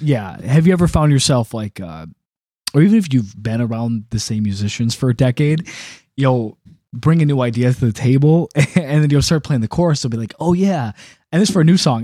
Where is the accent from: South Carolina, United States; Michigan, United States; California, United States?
Michigan, United States; Detroit; also born or lived in Macomb County; originally, um, like, East Metro Detroit, I've lived up and down Gratiot Avenue